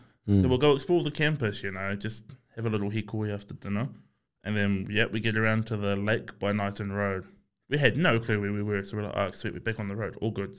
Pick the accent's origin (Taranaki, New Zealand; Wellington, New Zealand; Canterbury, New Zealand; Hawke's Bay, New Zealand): Wellington, New Zealand; Porirua; moved away; I'm from Porirua